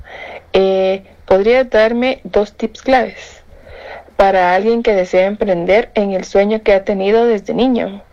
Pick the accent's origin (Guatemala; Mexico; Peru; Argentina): Guatemala; San José Pinula, Guatemala Department; soy de San José Pinula